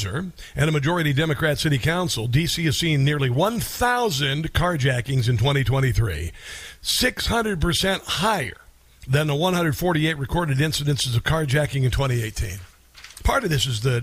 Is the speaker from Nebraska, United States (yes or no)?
yes; Omaha, Nebraska, United States; I'm from Omaha